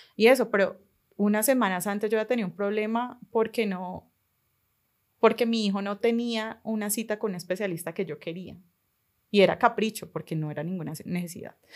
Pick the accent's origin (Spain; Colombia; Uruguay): Colombia; Cali, Valle del Cauca; soy caleña, tengo 29 años